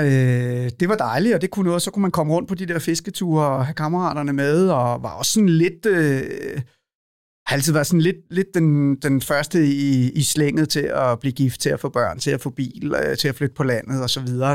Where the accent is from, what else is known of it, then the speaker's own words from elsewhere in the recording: Lejre, Zealand, Denmark; also born or lived in Copenhagen, Denmark / Maine, United States; Lejre, hvor jeg er opvokset